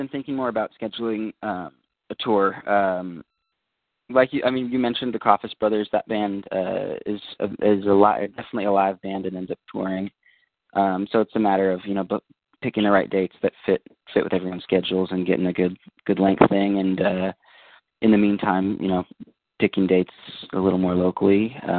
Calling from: Santa Cruz, California, United States; I'm calling from the Bay Area, Santa Cruz.

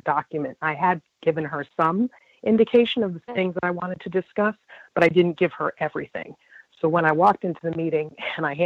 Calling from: Virginia, United States; I'm a caller from Virginia.

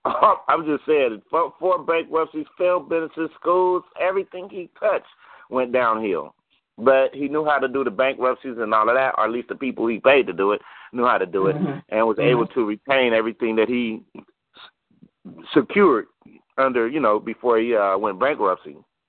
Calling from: Los Angeles, California, United States; South Central LA.

